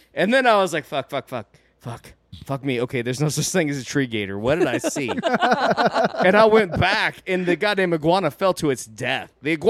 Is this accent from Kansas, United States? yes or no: yes; Kansas, United States; I'm from Kansas